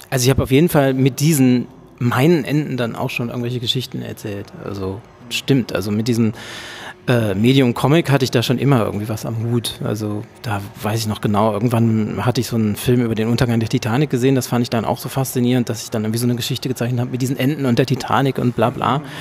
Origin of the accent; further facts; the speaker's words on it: North Rhine-Westphalia, Germany; now in Berlin, Germany; Ja, also erstmal, ich komme aus dem Ruhrgebiet. Ich bin also nach Berlin zugezogen